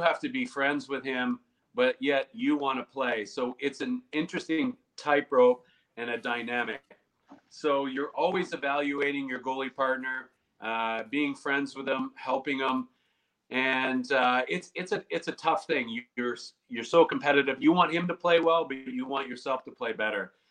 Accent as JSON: {"language": "English", "country": "Canada", "said": "being a Canadian"}